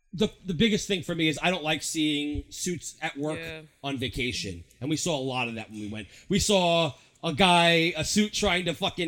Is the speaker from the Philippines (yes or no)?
no; New York, United States; And I come from New York.